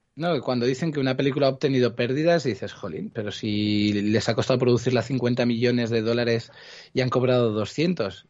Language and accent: Spanish; Cuenca, Castilla-La Mancha, Spain; also born or lived in Barcelona, Catalonia (Gràcia); Muy pequeñito, tenía unos ocho años o así, cuando me vine a vivir a Cuenca